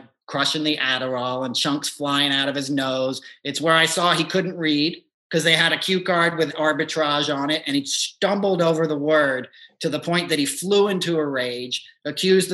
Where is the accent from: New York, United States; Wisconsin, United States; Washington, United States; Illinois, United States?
New York, United States; I grew up in New York